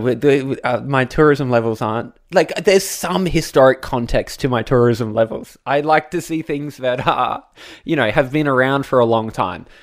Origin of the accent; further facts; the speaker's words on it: Australia; as an Australian